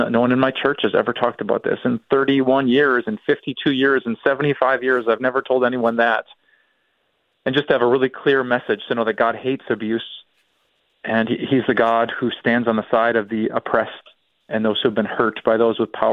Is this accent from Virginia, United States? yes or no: no; Green Bay, Wisconsin, United States; the place where I grew up, Green Bay, Wisconsin